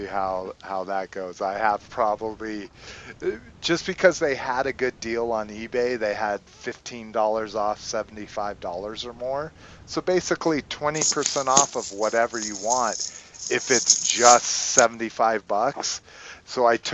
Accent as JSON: {"language": "English", "region": "New Mexico", "country": "United States", "tie": "born or raised there", "said": "I'm from New Mexico, where I spent basically my entire high school cruising."}